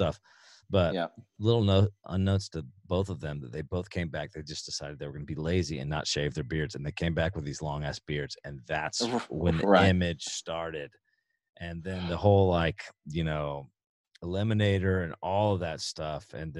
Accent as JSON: {"language": "English", "town": "Houston", "region": "Texas", "country": "United States", "tie": "born or raised there", "said": "When I was a kid growing up in Houston"}